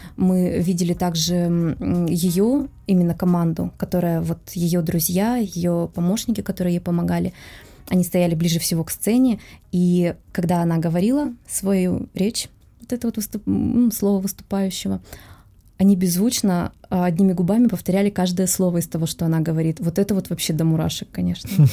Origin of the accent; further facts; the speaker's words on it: Russia; мы из России